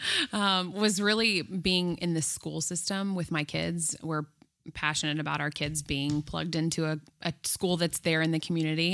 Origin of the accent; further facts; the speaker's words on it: Houston, Texas, United States; moved away as an adult; now in New York City, United States; We are from Houston originally